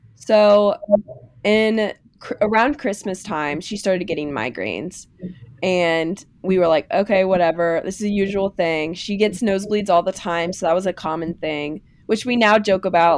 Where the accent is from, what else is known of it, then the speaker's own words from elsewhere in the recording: Lebanon, Kentucky, United States; I'm from Lebanon, which is the same town Haley's from